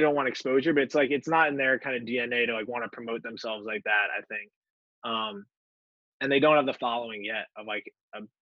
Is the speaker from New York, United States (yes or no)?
yes; Westchester County, New York, United States; I'm from Westchester